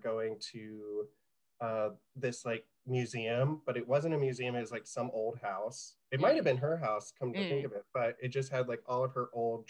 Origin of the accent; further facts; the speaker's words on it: South Carolina, United States; also born or lived in Winchester, Virginia; so I'm from South Carolina originally, but like I said, I was moving up and down the East Coast.